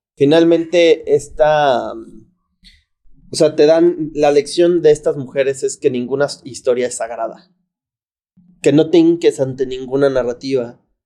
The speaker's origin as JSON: {"language": "Spanish", "country": "Mexico", "said": "en mi país"}